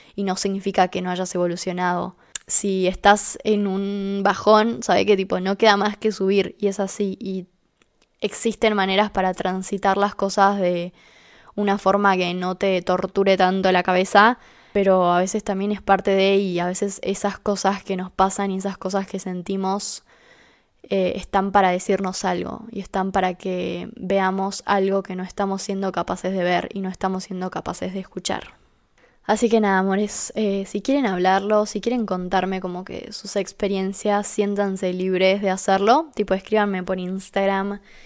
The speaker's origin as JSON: {"language": "Spanish", "country": "Argentina", "said": "vivo en Argentina ahora"}